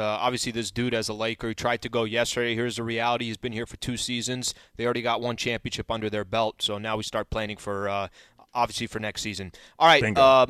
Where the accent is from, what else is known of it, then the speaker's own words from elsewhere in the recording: San Diego, California, United States; I'm from San Diego.